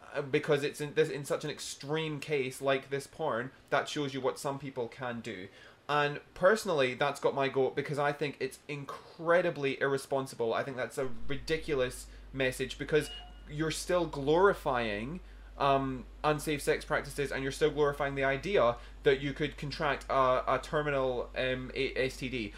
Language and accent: English; Scotland, United Kingdom; now in Brisbane, Australia; as a Scottish guy who obviously being Scottish is really tight